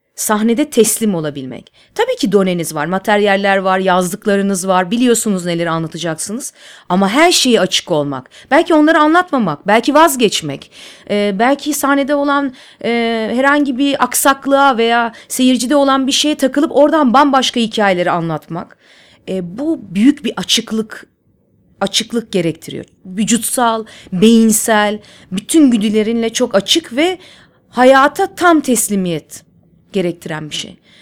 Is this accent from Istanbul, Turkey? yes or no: yes; Istanbul, Turkey; İstanbul'da büyüdüm. E, Nişantaşı'nda Işık Lisesi'nde okudum